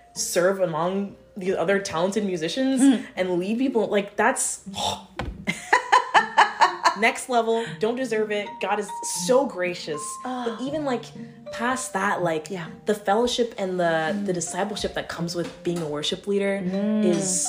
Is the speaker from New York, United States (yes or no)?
no; Jacksonville, Florida, United States; also born or lived in Miami, Florida; I grew up in Jacksonville, also in Miami area.